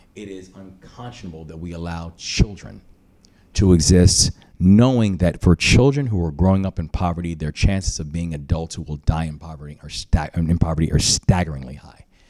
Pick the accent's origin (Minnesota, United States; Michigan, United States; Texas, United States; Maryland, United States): Maryland, United States; my home state